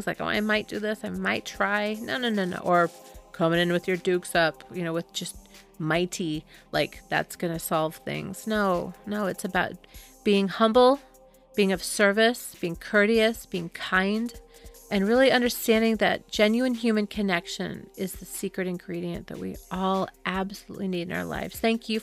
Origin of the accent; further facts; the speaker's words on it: Southern California, United States; I'm a kid from Southern California